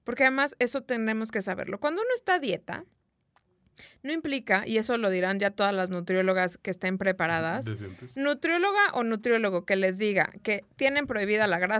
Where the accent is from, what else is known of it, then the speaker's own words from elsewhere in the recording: Mexico; Nosotros que somos mexicanos y que realmente no cocinamos con mucho aceite